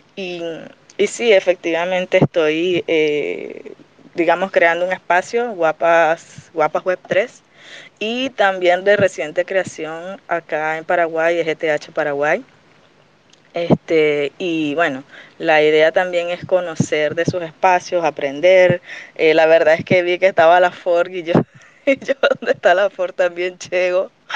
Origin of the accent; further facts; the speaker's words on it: Venezuela; Yo en realidad soy venezolana